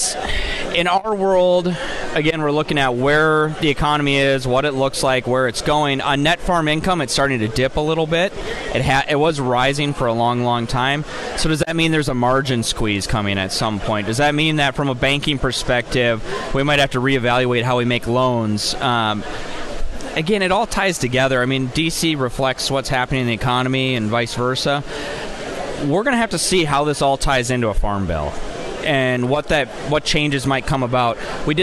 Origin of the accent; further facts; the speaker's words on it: Minnesota, United States; I'm a Minnesotan